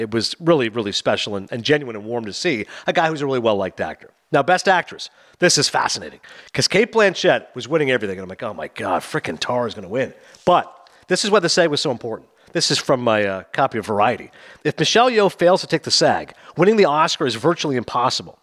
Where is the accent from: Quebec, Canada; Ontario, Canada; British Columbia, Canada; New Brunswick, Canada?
Ontario, Canada; Toronto; Toronto, my hometown